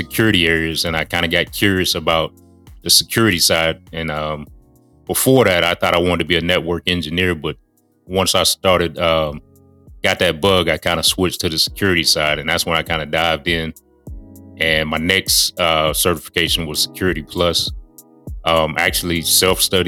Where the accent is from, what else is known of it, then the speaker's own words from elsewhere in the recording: Charlotte, North Carolina, United States; moved away as an adult; I am back in Charlotte, North Carolina, in my hometown